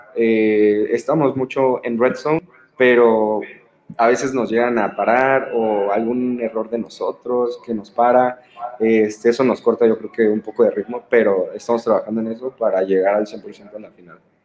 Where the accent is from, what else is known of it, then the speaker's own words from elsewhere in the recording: Cuautla, Morelos, Mexico; soy de allá, de Cuautla, de los Mandriles.